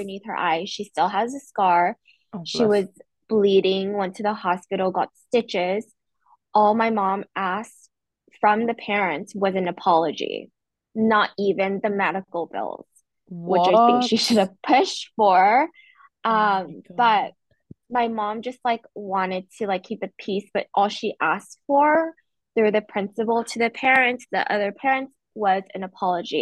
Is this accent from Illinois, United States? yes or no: no; Oregon, United States; moved away; I used to live in Oregon and in grade school. My dad was a pastor. We were the only Asian family in our neighborhood and in my school